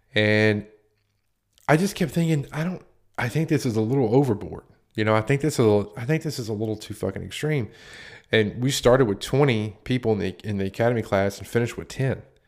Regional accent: United States; I worked in a town that's right on the border of Virginia and North Carolina, right off of Interstate ninety-five

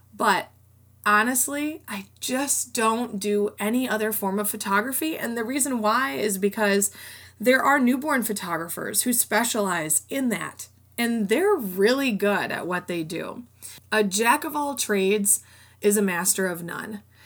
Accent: Rockford, Illinois, United States; I went to a community college in my hometown of Rockford

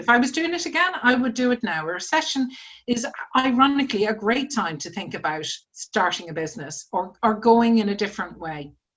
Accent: Ireland; moved away as an adult; now in United Kingdom; when I was starting out from university it was the 1980s, and I was coming from Ireland where you know there were no jobs, and my first job was in the UK, so I was the original immigrant

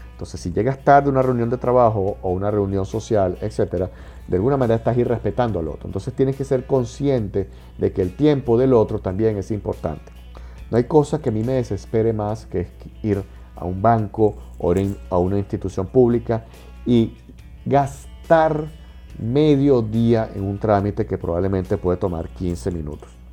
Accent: Venezuela; En Venezuela, en mi país

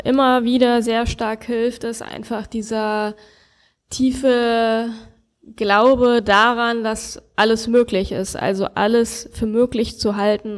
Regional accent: Germany; moved away as an adult; now in Brazil; als Deutscher

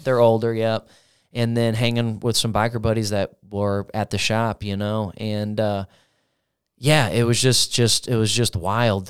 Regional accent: Granite City, Illinois, United States; also born or lived in Parkway; I was born in Granite, uh, lived in a pretty decent house, uh, on a street called Wanda

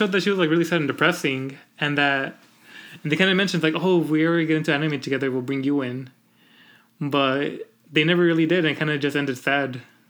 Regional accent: California, United States; Because, like, I'm not Mormon, and so, like... And I came from California, and I want to do shit on Sundays, but we can't.

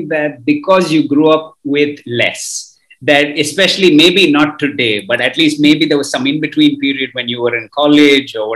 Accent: Kuwait; we grew up in Kuwait.

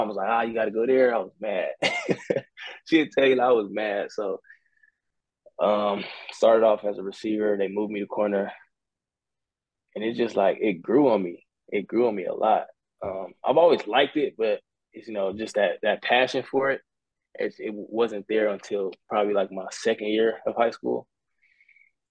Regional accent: Long Beach, California, United States; moved away; also born or lived in Idaho; I'm from Cali. I'm from Long Beach.

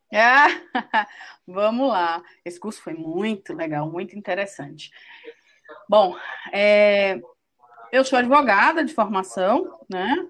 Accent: Salvador, Bahia, Brazil; eu sou de Salvador

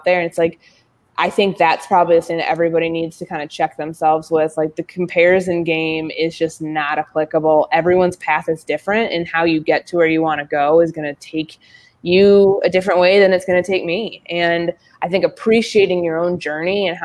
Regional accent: Chicago, Illinois, United States; moved away as an adult; also born or lived in Indiana / West Coast / Mississippi; now in Minnesota, United States; I grew up in Chicago, grew up, you know, on the north side of the city

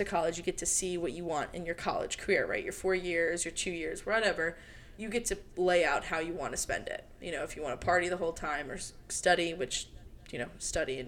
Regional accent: Maryland, United States; moved away as an adult; also born or lived in Alabama; now in Denver, United States; I left my hometown when I was 18 as well, moved away from Maryland to Alabama

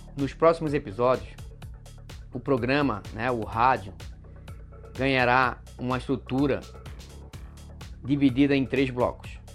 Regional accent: Florianópolis, Santa Catarina, Brazil; Sou de Florianópolis, manezinho da ilha

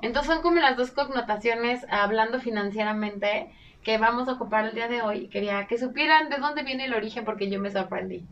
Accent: Mexico; utilizamos los mexicanos

